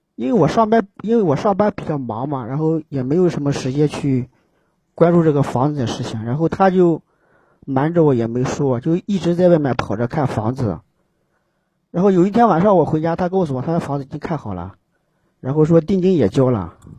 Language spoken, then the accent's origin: Chinese; Gansu, China; now in Xi'an, China; 我家是甘肃的，甘肃的